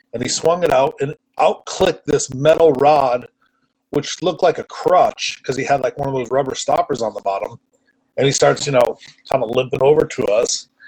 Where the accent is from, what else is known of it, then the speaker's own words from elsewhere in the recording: East Coast, United States; moved away as an adult; also born or lived in California; growing up in the East Coast, when I went to the West Coast